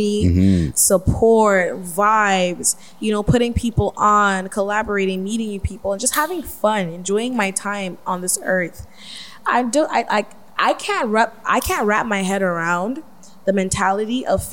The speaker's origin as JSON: {"language": "English", "country": "Canada"}